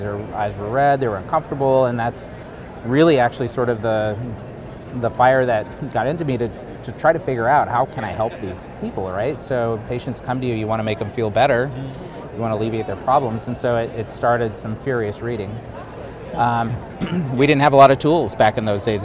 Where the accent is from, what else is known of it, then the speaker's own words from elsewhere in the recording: Wyoming, United States; moved away as an adult; also born or lived in Upper Michigan / Grand Forks, North Dakota / Southern California; was born in Upper Michigan, but raised in Wyoming, um, state of Wyoming